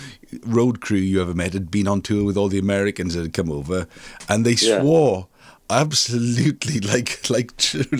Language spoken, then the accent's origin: English; Wales, United Kingdom; first language Welsh; English is a second language; they spoke to me in Welsh. It was my first language, really.